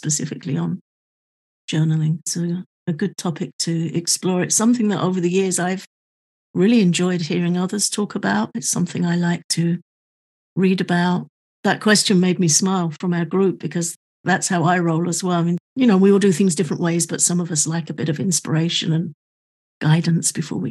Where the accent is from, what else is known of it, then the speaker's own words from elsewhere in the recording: United Kingdom; I'm also British